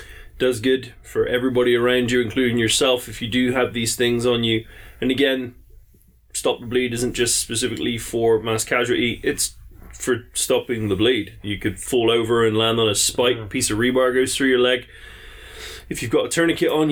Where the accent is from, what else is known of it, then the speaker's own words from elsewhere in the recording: England, United Kingdom; I'm English